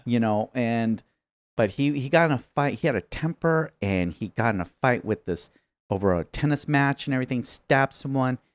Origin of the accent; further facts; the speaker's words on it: Chino, California, United States; I grew up in Chino